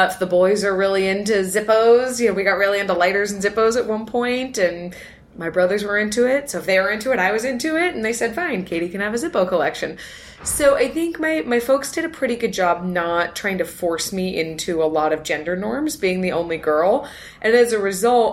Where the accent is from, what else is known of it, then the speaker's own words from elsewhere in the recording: Los Altos, California, United States; So, I grew up in Northern California, right here in the Bay Area, and in a town called Los Altos, which is smack in the middle of Silicon Valley